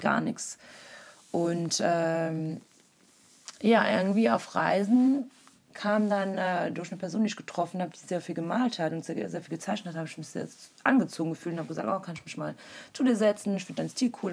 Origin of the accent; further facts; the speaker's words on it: Wallonia, Belgium; moved away as an adult; now in Berlin, Germany; ich komme ursprünglich aus Belgien, Ostbelgien, einer kleinen deutschsprachigen Region. Äh, also bin auch da geboren und äh, bin sehr dörflich aufgewachsen